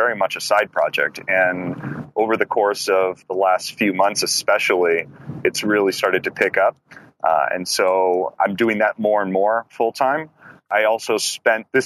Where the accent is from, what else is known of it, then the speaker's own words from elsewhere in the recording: Livermore, California, United States; I'm from Livermore, California